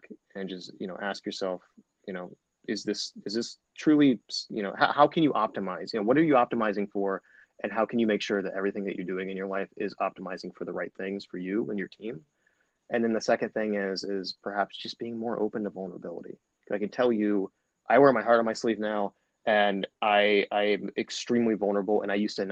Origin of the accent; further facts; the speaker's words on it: Dayton, Ohio, United States; I grew up in Dayton, Ohio. I'm still here in Dayton, Ohio